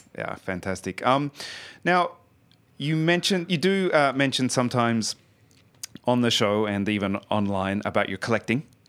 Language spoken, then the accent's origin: English; Australia; now in Sweden; I'm from Australia originally